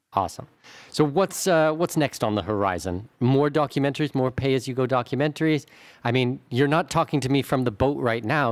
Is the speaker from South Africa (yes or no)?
no; Southwestern Ontario, Canada; I'm from Southwestern Ontario